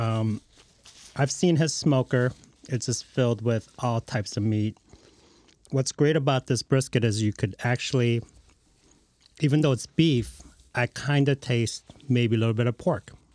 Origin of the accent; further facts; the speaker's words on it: Lincoln Park, Michigan, United States; I'm from Lincoln Park originally